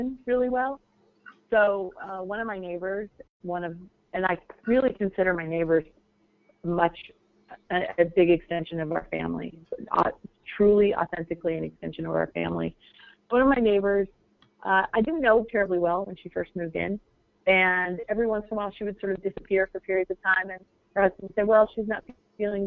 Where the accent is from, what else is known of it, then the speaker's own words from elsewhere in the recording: Phoenix, Arizona, United States; I grew up actually in Moon Valley